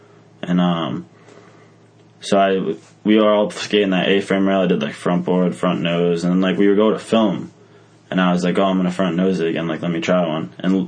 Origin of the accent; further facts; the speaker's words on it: Massachusetts, United States; We're from Massachusetts.